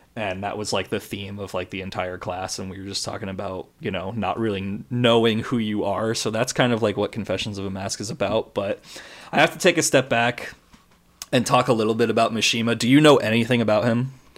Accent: United States; I'm American and that I'm not Japanese

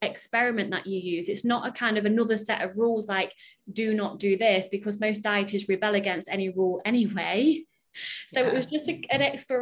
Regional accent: United Kingdom; I'm British

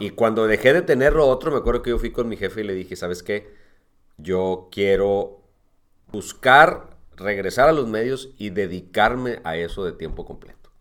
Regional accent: Monterrey, Nuevo León, Mexico; yo nací en Montevideo, Montevideo, Uruguay. Este, toda mi familia, todo mi origen, todo es uruguayo. Este, pero desde los seis años, es decir, desde 1973, hoy tengo 52, okay. pues ya vivo, he vivido en Monterrey. O sea, toda la vida he vivido en Monterrey

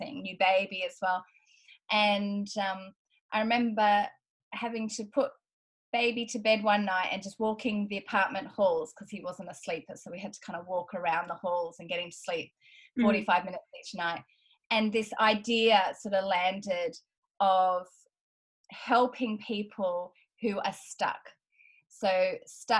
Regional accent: Australia; accent: Australian; as you can hear from my accent, I'm Australian.

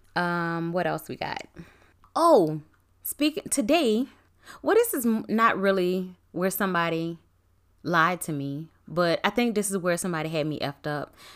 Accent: New Orleans, Louisiana, United States; I'm from Nola

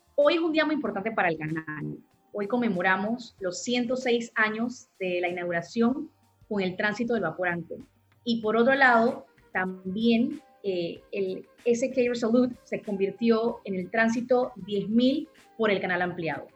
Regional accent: Panama; como panameños

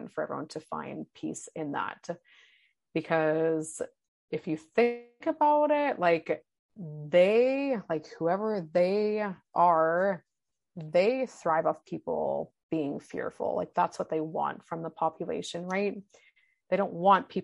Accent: Vancouver, British Columbia, Canada; I grew up in Vancouver

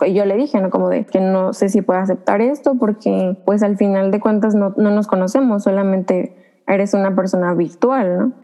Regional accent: Veracruz, Mexico; soy del estado de Veracruz

